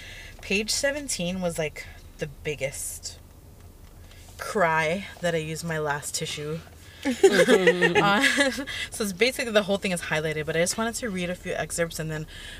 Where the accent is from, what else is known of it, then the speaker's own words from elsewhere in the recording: Hawaii, United States; Even being Native Hawaiian, yes.